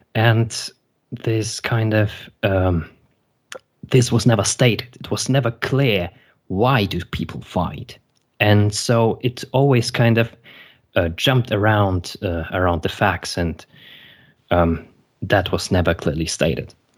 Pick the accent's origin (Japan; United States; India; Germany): Germany; also born or lived in Belarus; originally I was born in Belarus and I immigrated with my parents to Germany. And, um, so I went to elementary school in here